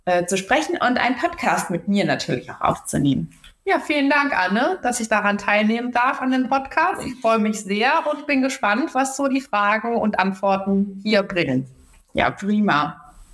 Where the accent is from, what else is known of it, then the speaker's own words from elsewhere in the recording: Baden-Württemberg, Germany; moved away as an adult; now in Hamburg, Germany; komme ja ursprünglich aus Baden-Württemberg, ähm, wollte dann nach Hamburg ziehen